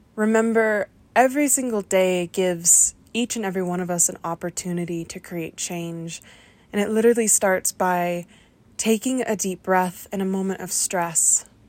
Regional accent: the Welsh Valleys, Wales, United Kingdom; I am a queer person who grew up in the valleys

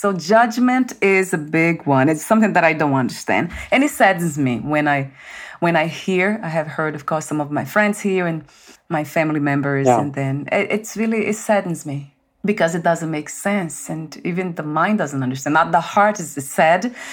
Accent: Brazil; now in United States; I was born in Brazil, and then I came here

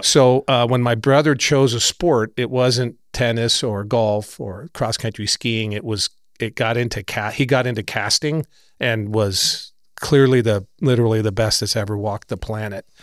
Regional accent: San Francisco, California, United States; I grew up right near Golden Gate Park in San Francisco.

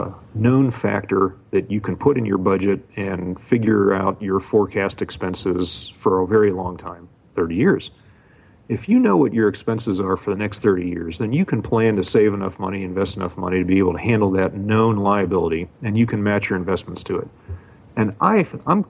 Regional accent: Pittsburgh, Pennsylvania, United States; moved away as an adult; now in Hawaii, United States; I grew up in Pittsburgh

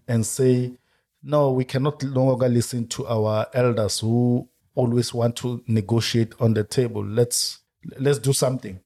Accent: Soweto, Gauteng, South Africa; moved away as an adult; also born or lived in Limpopo / Cape Town; I was born and lived in Soweto throughout

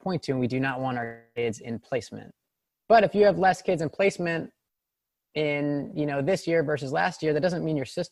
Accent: Morristown, New Jersey, United States; I am a white person that was born in Morristown, New Jersey, which is a pretty affluent suburb.

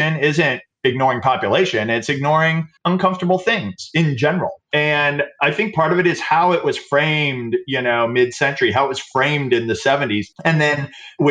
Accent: the American South, United States; I grew up in the American South in the 70s

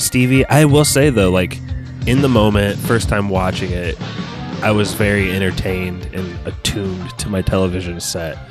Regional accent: Indiana, United States; we're from the Hoosier State.

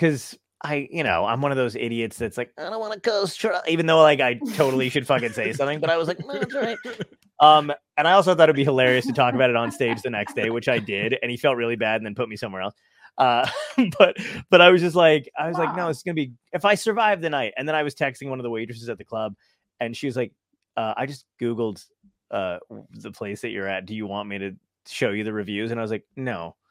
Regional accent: Toms River, New Jersey, United States; also born or lived in Brooklyn, New York; now in Long Beach Island, United States; I'm from Toms River, New Jersey. I live in LBI now.

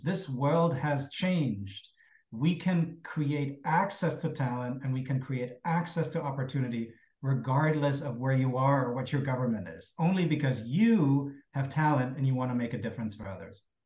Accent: Berlin, Germany; growing up in, in Cold War West Berlin

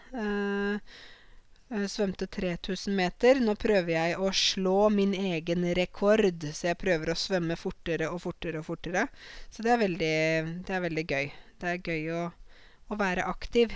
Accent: Norway; I ryggraden min så sitter det norske verdier, norske tradisjoner og jeg er norsk

